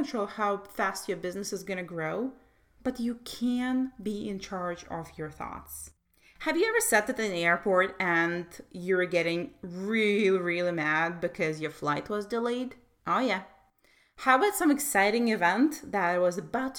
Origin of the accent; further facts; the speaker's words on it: Russia; I was brought up in Soviet Russia